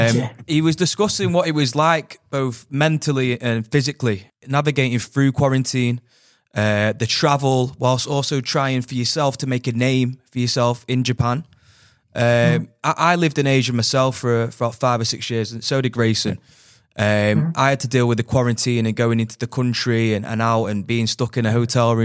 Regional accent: England, United Kingdom; when I was in England as well, growing up as well

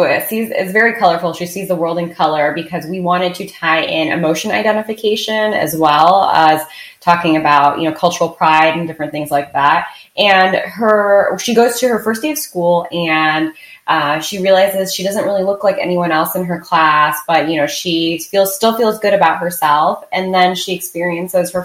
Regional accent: Midwest, United States; I was born and raised in the Midwest, so I think I have some really good, solid Midwestern values

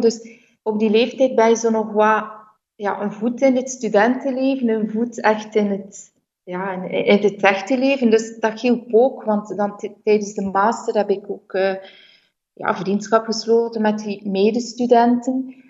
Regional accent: Bruges, Flanders, Belgium; moved away as an adult; also born or lived in Brussels / Leuven; now in Italy; ik ben in Brugge geboren en opgegroeid

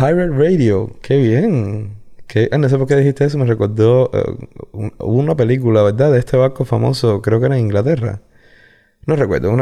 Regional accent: Guanabacoa, Havana, Cuba; also born or lived in Regla / La Lisa; Yo soy de Guanabacoa. O sea, nacido, criado en Guanabacoa.

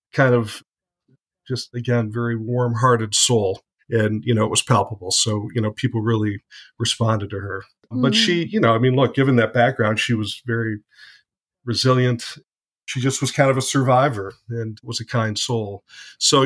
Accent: Detroit area, Michigan, United States; I grew up around the Detroit area in a suburb just outside of the city, probably about 5 miles from the dividing line, which is 8 Mile

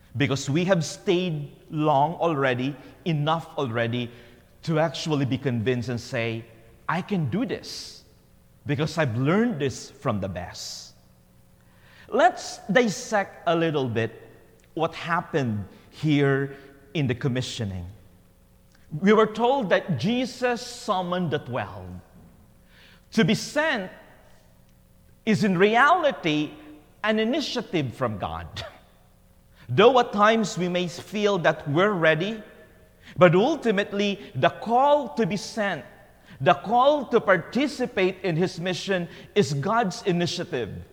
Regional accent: Philippines; as a Filipino

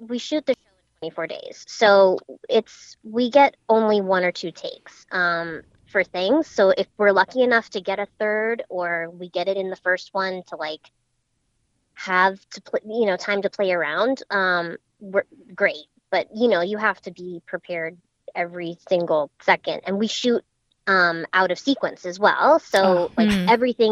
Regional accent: Boston, Massachusetts, United States; also born or lived in Wellesley, Massachusetts; I was raised in Boston, Massachusetts

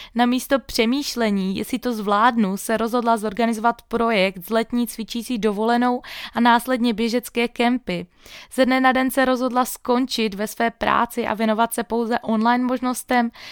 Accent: Moravia, Czechia; pocházím z Moravy

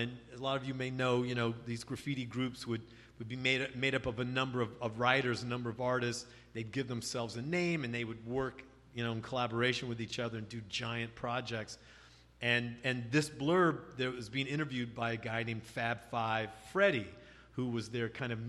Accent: San Francisco, California, United States; moved away as an adult; now in New York, United States; I came from California, came from San Francisco in 78. Right out of school, finished school at USF.

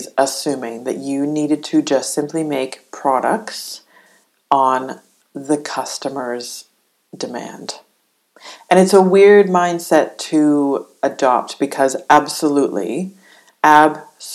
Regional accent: Canada; as a Canadian

